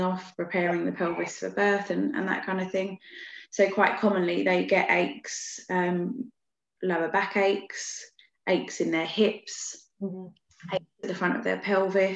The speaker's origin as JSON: {"language": "English", "town": "Beckenham", "region": "London", "country": "United Kingdom", "tie": "born or raised there", "said": "I've always grown up around here as well, in Beckenham"}